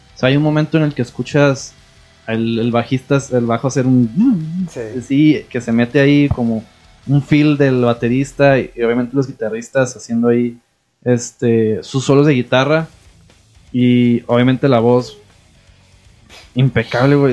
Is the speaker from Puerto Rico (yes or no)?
no; Mexico; uno como mexicano